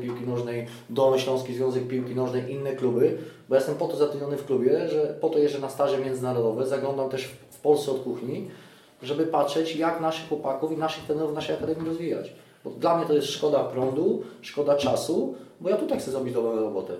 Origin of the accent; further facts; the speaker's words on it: Greater Poland, Poland; urodziłem się w Wielkopolsce